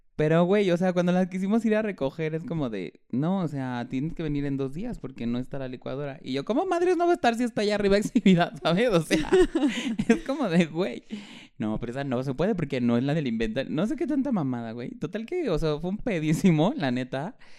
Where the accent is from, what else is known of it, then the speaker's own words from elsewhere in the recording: Chilango, Mexico City, Mexico; somos chilangos